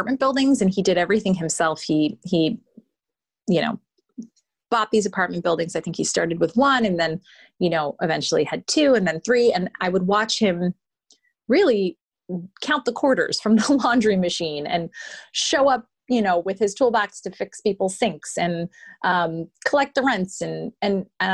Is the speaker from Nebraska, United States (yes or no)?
no; Los Angeles, California, United States; I'm from Los Angeles